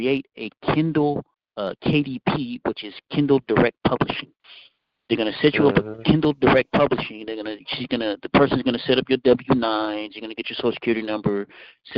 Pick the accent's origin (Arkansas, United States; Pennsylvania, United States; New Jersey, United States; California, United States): California, United States; Fairfield; also born or lived in Vallejo, California; I was born in Vallejo, raised in Fairfield.